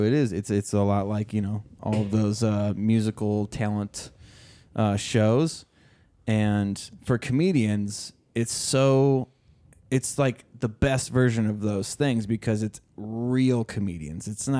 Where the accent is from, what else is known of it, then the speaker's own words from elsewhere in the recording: Minnesota, United States; I lived in Minnesota my whole life.